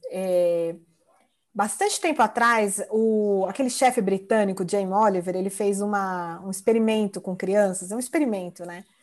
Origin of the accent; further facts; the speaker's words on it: São Paulo, Brazil; Eu sou de São Paulo, tá um calor insuportável.